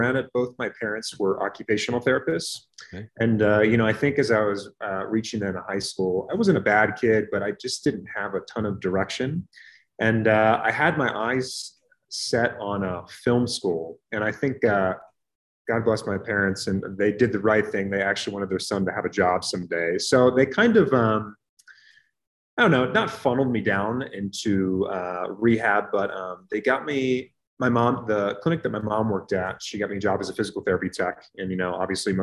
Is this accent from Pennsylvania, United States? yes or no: yes; Reading, Pennsylvania, United States; moved away as an adult; also born or lived in Pittsburgh, Pennsylvania / Houston, Texas / Durham, North Carolina; now in Colorado Springs, United States; I'm from Reading, Pennsylvania, which is outside of Philadelphia